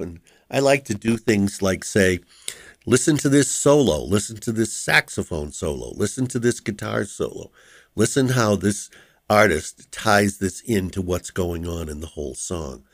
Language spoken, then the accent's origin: English; Boston, Massachusetts, United States; I grew up in West Roxbury, and West Roxbury and Rosendale are kind of contiguous